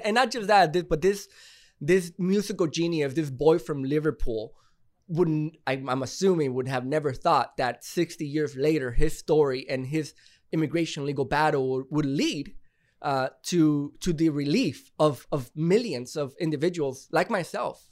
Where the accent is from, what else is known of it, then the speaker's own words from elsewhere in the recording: Monterrey, Nuevo León, Mexico; I'm from Monterrey